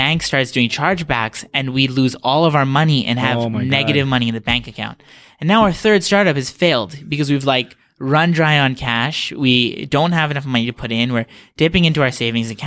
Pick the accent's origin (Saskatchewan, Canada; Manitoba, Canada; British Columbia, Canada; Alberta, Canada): British Columbia, Canada; Vancouver; also born or lived in Ontario; now in Toronto, Canada; I grew up in Vancouver, then I moved out to Ontario